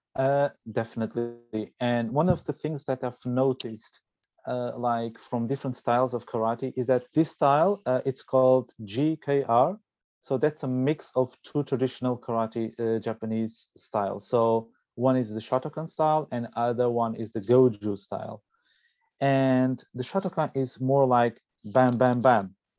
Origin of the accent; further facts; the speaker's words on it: Portugal; I'm originally from Portugal